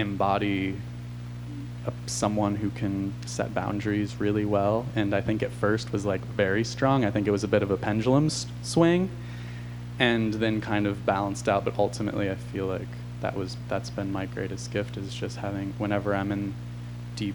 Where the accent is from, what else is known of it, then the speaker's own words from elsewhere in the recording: Olympia, Washington, United States; moved away; also born or lived in Portland, Oregon; I was growing up outside of Olympia, Washington